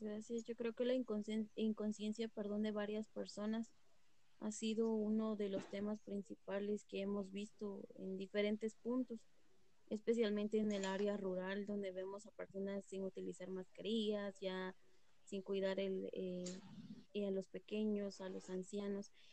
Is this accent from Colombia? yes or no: no; San Cristóbal Totonicapán, Totonicapán, Guatemala; soy originaria de San Cristóbal, Totonicapán